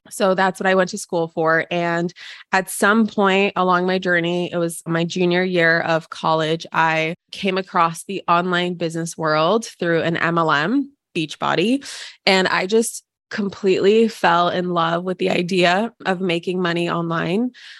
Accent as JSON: {"language": "English", "country": "Ukraine", "tie": "born there", "said": "Originally, I was born in Ukraine, and I'm 75% Russian, 25% Ukrainian."}